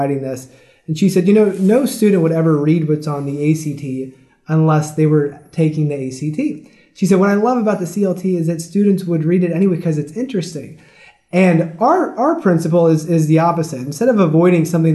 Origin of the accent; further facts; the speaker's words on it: Maryland, United States; I come from Maryland